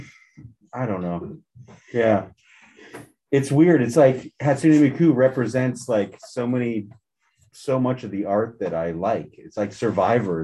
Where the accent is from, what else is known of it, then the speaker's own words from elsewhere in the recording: Florida, United States; moved away; I grew up in Florida